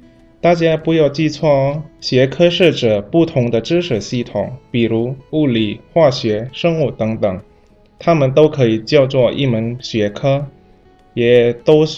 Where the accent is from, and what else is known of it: Indonesia